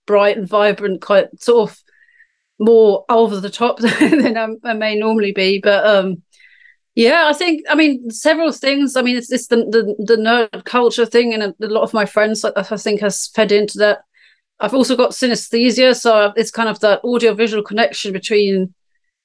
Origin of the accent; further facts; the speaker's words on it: Germany; moved away as an adult; now in United Kingdom; I'm from Germany.